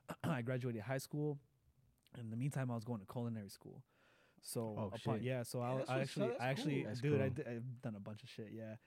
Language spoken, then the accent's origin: English; Mexico; We grew up really poor in Mexico.